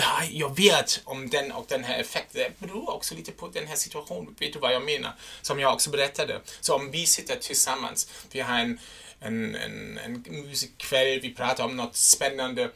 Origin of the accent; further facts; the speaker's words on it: Germany; first language German; Swedish is a second language; now in Sweden; jag är en tysk